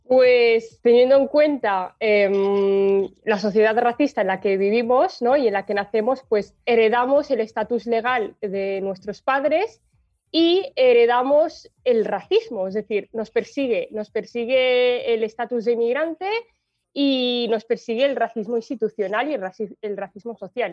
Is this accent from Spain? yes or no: yes; Spain; nací en España